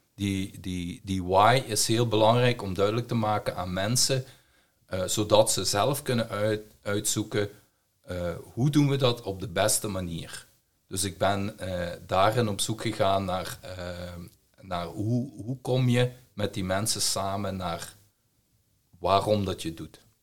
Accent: Belgium; accent: Belgian; heb ik een Belgische tongval. Dus ik kom uit België.

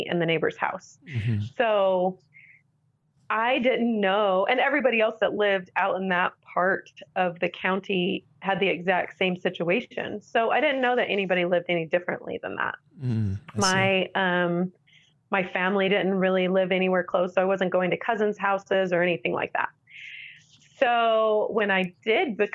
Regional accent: Central Florida, United States; now in Utah, United States; I grew up in Central Florida

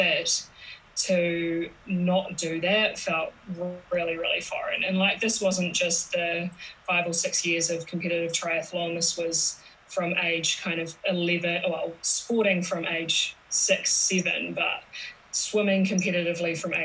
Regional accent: New Zealand; I'm from New Zealand, so that's where my accent's from.

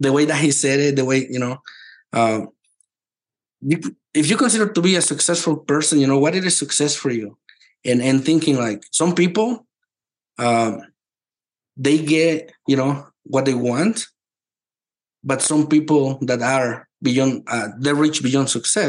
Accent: Mexico; moved away; I come from Mexico. This is not child abuse there. This is normal. We work since we were little.

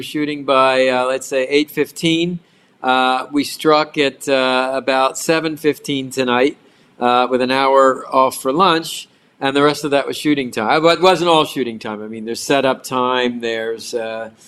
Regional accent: Baltimore, Maryland, United States; now in Miami, United States; I grew up in Baltimore

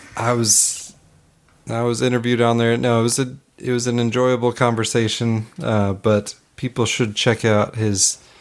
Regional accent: Hood River, Oregon, United States; It's my my hometown there

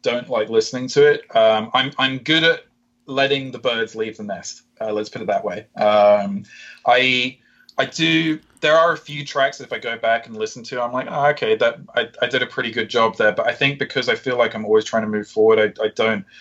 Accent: United Kingdom; I'm British too

